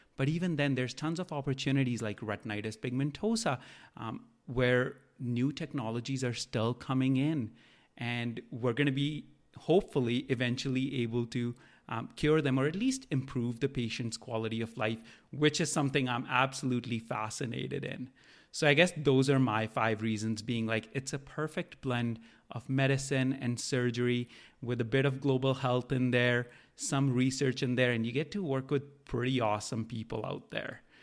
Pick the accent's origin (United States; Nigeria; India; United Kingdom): India; now in Canada; I grew up in India